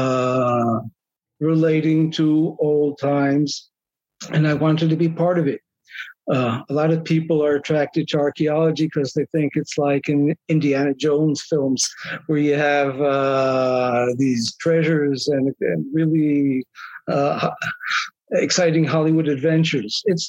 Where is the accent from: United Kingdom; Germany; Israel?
Israel; also born or lived in United States; My parents, out of religious, national, Zionist ideal, wanted to make Aliyah, to immigrate to Israel.